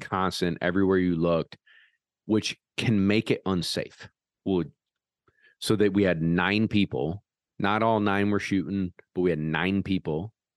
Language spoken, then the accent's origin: English; Parish, New York, United States; my hometown